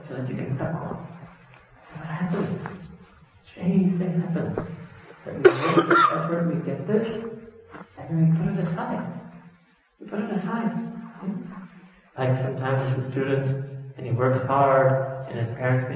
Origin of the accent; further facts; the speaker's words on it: New York City, New York, United States; I was born and raised in New York City, I've traveled a lot